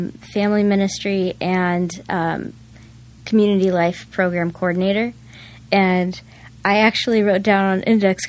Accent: El Cajon, California, United States; So I grew up in East County, right where Grossmont, Fletcher Hills area.

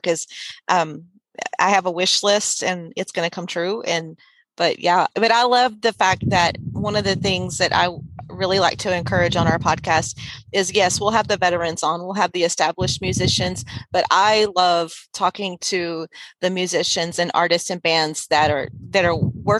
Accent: Sealy, Texas, United States; I grew up in Sealy, Texas. That's my hometown.

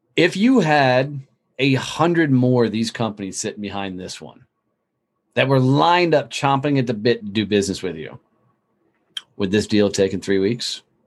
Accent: Fort Worth, Texas, United States; In my hometown of Fort Worth, Texas, a lot of people knew who I was

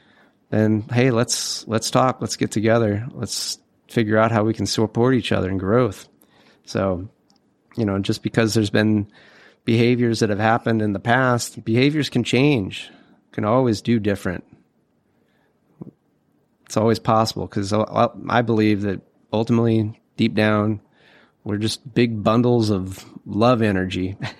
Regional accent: California, United States; and I'm from California, but I'm not, you know, the Hollywood type.

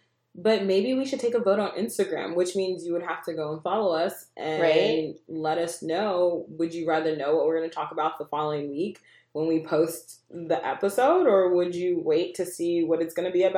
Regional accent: Virginia, United States; We don't say we're from Virginia. We actually say we're from the DMV. It's never really... I mean, I've lived in Virginia my whole life

